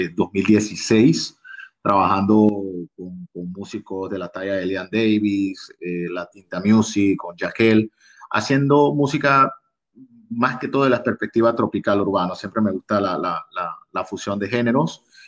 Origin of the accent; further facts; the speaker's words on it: Costa Abajo, Colón, Panama; yo soy oriundo de la provincia de Colón, específicamente de la Costa Abajo